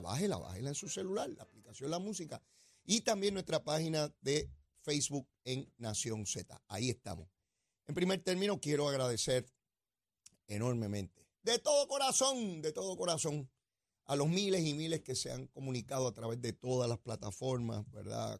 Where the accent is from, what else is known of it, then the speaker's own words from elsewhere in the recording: Puerto Rico; nuestros hermanos y hermanas puertorriqueñas